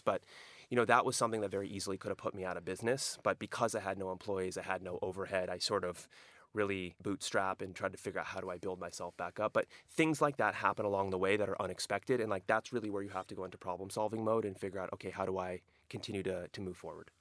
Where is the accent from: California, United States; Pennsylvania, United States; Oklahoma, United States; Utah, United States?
California, United States; Southern; also born or lived in Europe; Growing up in Southern California, this is, these were my roots